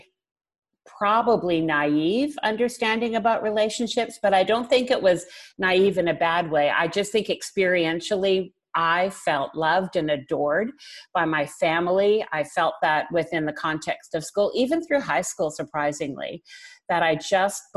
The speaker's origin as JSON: {"language": "English", "town": "Vancouver", "region": "British Columbia", "country": "Canada", "tie": "born or raised there", "said": "I was born and raised in Vancouver. This has been home all of my life."}